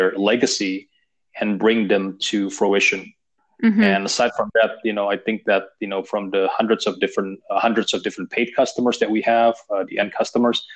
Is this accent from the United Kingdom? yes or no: no; Indonesia; I was raised in Indonesia.